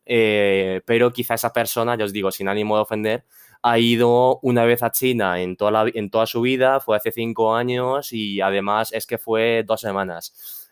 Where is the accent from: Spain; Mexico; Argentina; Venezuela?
Spain; soy un chico eh, chino que ha nacido aquí en España, padres chinos, obviamente. Ha nacido y crecido en España.